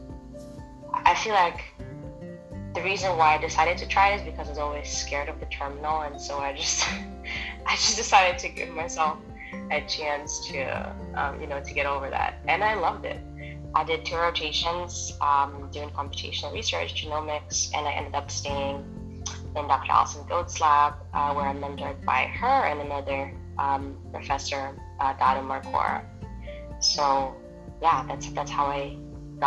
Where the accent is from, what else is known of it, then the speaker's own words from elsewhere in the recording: Moldova; also born or lived in Russia; now in United States; I was born in Moldova, spent most of my adulthood in Russia. I moved here to the States when I was 19